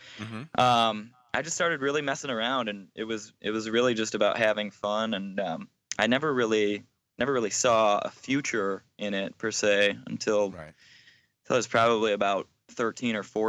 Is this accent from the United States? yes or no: yes; Michigan, United States; where I'm from, it's kind of in the backwoods